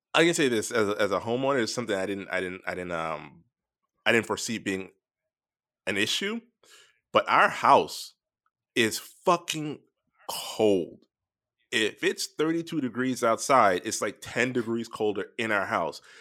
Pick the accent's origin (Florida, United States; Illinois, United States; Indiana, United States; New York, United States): Florida, United States; moved away; growing up in Florida